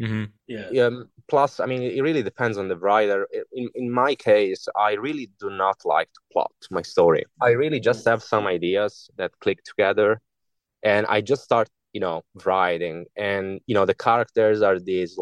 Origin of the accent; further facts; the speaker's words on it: Italy; English is a second language; moved away; all my initial works are in Italian because I'm from Italy originally